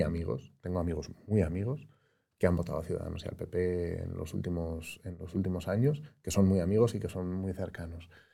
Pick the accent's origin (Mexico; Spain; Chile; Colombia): Spain; Madrid, Community of Madrid; yo soy de Madrid